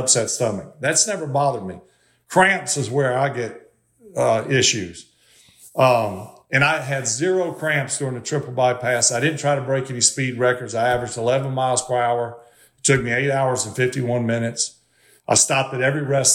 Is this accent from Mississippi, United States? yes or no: yes; Mississippi, United States; I grew up in Mississippi